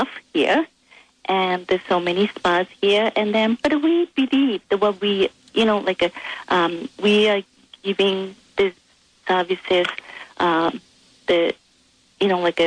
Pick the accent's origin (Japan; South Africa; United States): Japan; English is a second language; moved away; I'm originally from Japan